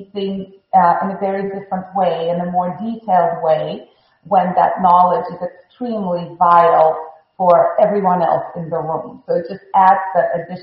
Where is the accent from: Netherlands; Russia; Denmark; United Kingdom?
Russia; Moscow; English is a second language; moved away as an adult; also born or lived in Chicago; now in Miami, United States; I was born in Moscow, Russia